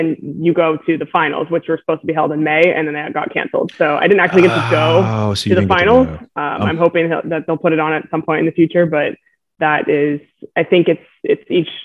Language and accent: English; Los Angeles, California, United States; moved away as an adult; also born or lived in Maryland; I was born and raised in LA.